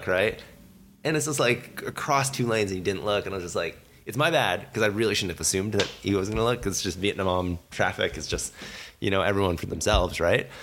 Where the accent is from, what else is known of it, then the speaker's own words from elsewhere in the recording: Canada; We're all Canadian citizens